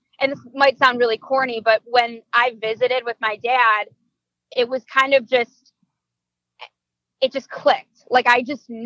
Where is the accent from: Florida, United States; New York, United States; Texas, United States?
New York, United States; Hamburg; All the way from kindergarten through 12th grade, I was throughout the Hamburg school district